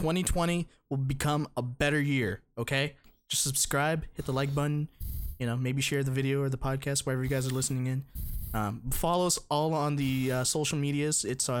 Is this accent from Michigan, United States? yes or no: no; Texas, United States; moved away; I was born in Texas